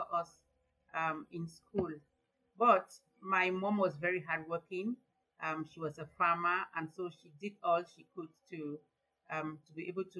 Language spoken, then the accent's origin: English; Northwest Region, Cameroon; I was born and bred in a small village in the northwest region of Cameroon.